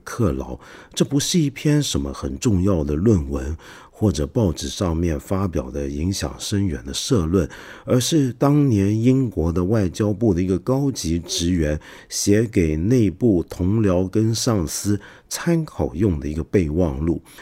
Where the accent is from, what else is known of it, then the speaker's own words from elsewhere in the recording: China; 我们中国人